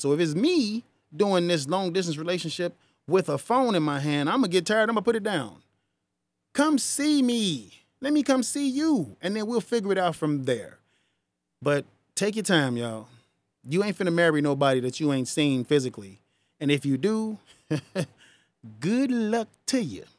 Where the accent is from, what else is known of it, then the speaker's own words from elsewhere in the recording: United States; I'm not from Africa. My ancestors are, but I was born here